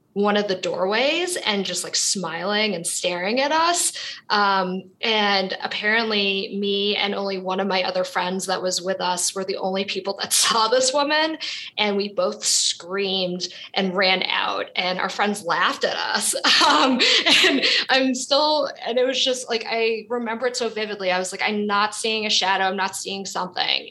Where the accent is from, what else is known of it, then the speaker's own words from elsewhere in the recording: New York City, New York, United States; So I was born and raised in Brooklyn, New York